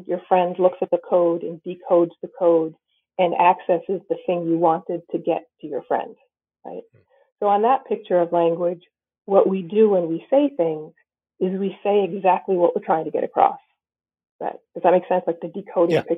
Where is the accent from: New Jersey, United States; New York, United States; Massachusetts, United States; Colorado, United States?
Massachusetts, United States; New Bedford; I grew up nearby in the New Bedford area of Massachusetts